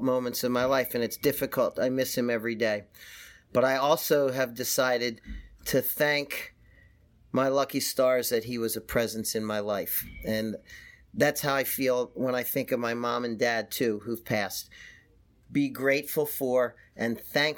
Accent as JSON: {"language": "English", "town": "Philadelphia", "region": "Pennsylvania", "country": "United States", "said": "I'm from Philadelphia."}